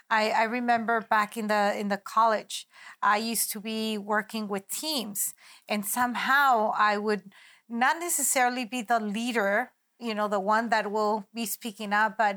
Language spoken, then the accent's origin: English; San Diego, California, United States; also born or lived in Tijuana, Mexico; I was born in San Diego, California, yeah, and raised in between Tijuana, Mexico, and San Diego, and that's why I call myself a border child.